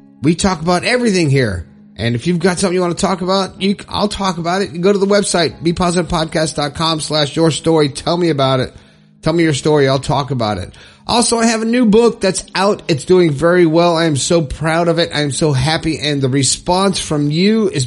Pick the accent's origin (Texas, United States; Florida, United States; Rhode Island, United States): Florida, United States; My home state.